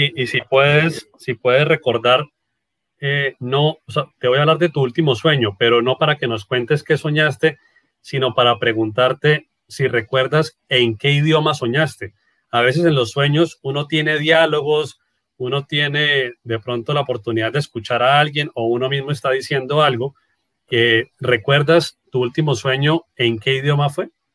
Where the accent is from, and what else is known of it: Norte de Santander, Colombia